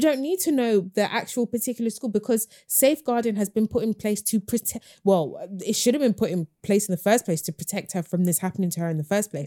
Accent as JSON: {"language": "English", "region": "London", "country": "United Kingdom", "tie": "born or raised there", "said": "I grew up in Hackney"}